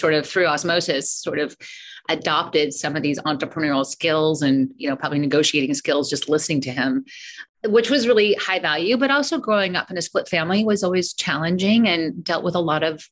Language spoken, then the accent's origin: English; Colorado Springs, Colorado, United States; now in California, United States; I'm actually from Colorado. I've been here so long, but I still feel like I still call myself like the Colorado girl, but I grew up in Colorado Springs